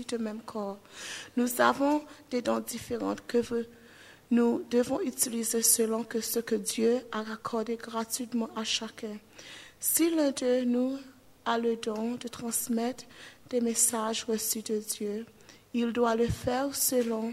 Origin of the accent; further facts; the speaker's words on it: Seychelles; I come from Seychelles